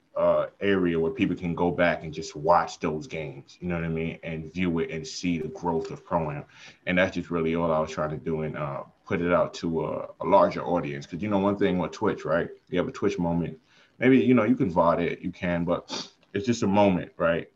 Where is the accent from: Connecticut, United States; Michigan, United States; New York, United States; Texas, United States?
New York, United States; New York City; I'm from Brooklyn